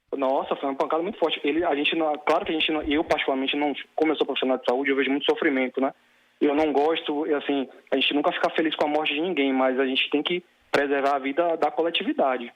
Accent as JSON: {"language": "Portuguese", "town": "Salvador", "region": "Bahia", "country": "Brazil", "said": "sou de Salvador, Bahia"}